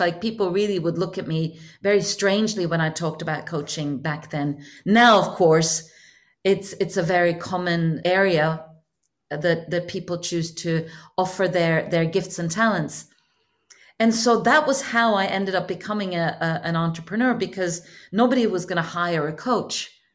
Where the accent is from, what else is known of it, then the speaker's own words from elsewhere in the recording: Norway; moved away as an adult; now in Hong Kong; I had recently moved from Norway, where I usually, uh, where I'm born, to Hong Kong